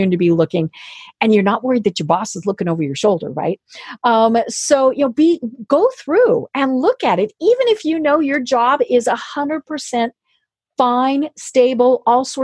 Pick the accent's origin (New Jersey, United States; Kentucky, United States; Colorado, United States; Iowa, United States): Colorado, United States; I'm from Colorado